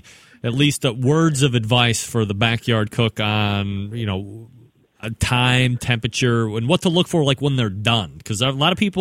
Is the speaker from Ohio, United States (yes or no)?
yes; Cleveland, Ohio, United States; I'm from Cleveland